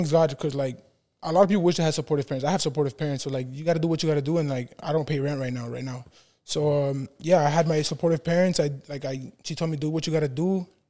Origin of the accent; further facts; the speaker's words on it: Honduras; moved away; I'm from Honduras.